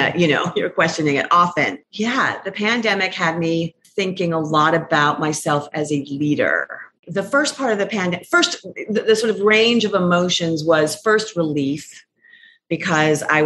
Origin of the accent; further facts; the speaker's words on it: Phoenix, Arizona, United States; I'm from Phoenix